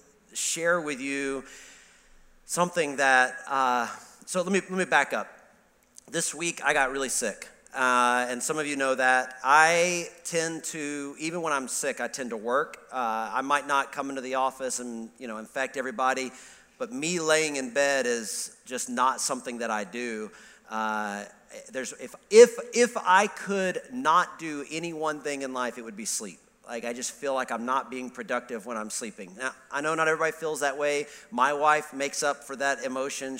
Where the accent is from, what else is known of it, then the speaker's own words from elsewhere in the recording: Alabama, United States; moved away; I grew up in Alabama